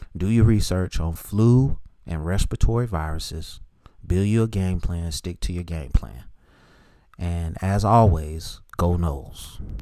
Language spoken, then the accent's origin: English; Charlotte, North Carolina, United States; that school's in my hometown